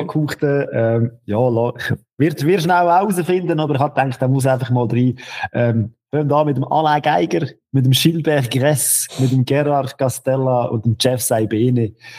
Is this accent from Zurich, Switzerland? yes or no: no; Lucerne, Switzerland; Ich als Luzerner in Bern